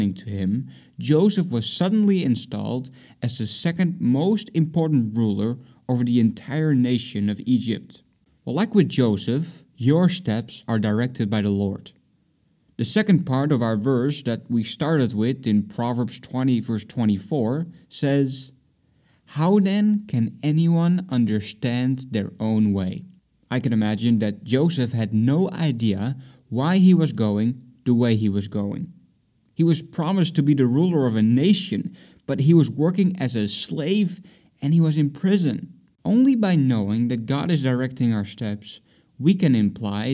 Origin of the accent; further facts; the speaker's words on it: Netherlands; moved away as an adult; also born or lived in Boston; I'm from the Netherlands